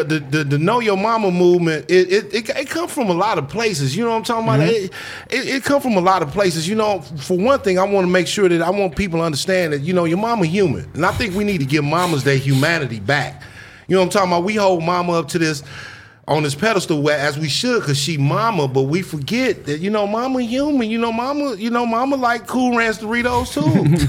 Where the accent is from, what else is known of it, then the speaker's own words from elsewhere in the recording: Inglewood, California, United States; Inglewood, South LA, in YA.